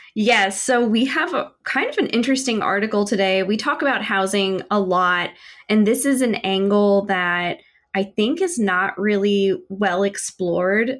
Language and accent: English; Midwest, United States; now in Kansas City, United States; I'm from the Midwest